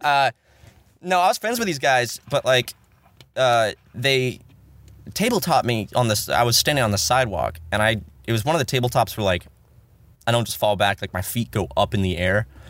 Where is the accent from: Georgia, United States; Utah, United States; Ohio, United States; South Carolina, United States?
South Carolina, United States; moved away; back home in South Carolina